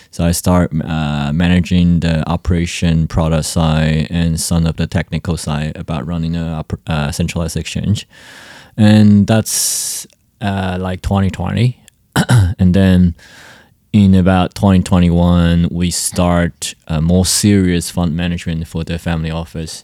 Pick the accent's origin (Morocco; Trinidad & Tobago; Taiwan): Taiwan; I'm from Taiwan and currently based in Taiwan.